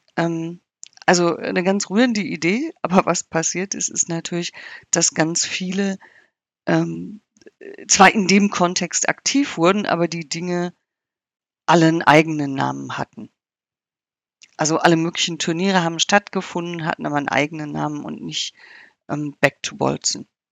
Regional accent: North Rhine-Westphalia, Germany; bei uns in Nordrhein-Westfalen

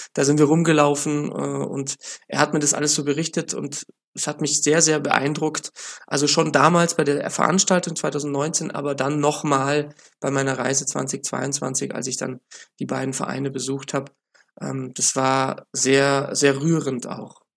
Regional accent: Munich, Bavaria, Germany; ich bin ja Münchner

